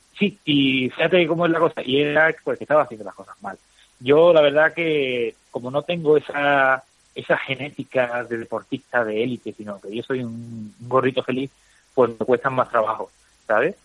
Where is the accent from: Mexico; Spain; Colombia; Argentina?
Spain; yo soy español de a pie